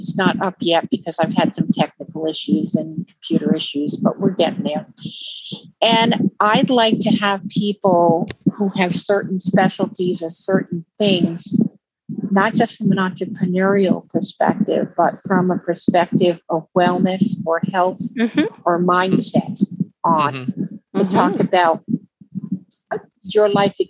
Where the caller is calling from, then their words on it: Utah, United States; And I'm actually calling from Utah.